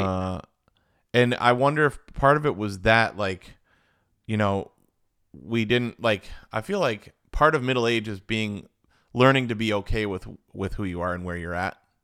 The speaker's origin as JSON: {"language": "English", "town": "Verona", "region": "Wisconsin", "country": "United States", "said": "we're from the Midwest"}